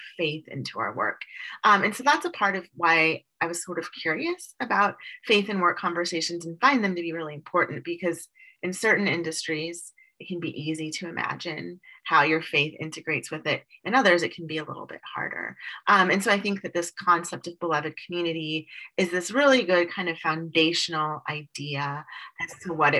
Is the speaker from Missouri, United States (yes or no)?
yes; St. Louis, Missouri, United States; moved away; I'm from St. Louis originally, so I know cold, gray weather